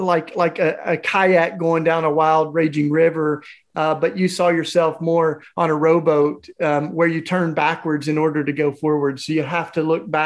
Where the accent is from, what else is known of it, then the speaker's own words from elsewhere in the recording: Tennessee, United States; growing up in Tennessee